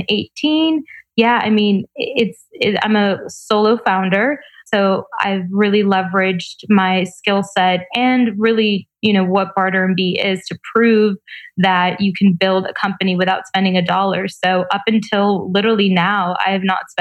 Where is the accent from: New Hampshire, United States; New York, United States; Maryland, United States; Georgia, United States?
Georgia, United States; Atlanta; also born or lived in Tbilisi, Georgia / Mar Vista, Los Angeles; now in Los Angeles, United States; I was born in Tbilisi, Georgia, former Soviet Union, grew up in Atlanta, Georgia